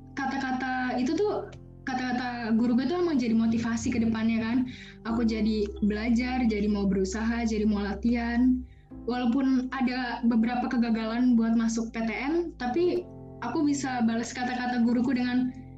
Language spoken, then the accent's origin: Indonesian; Jakarta, Indonesia; SMA di Jakarta